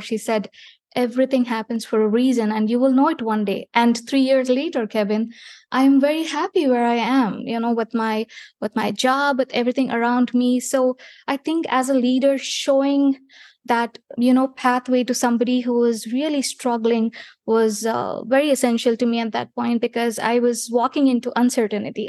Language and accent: English; India; moved away as an adult; I was born in India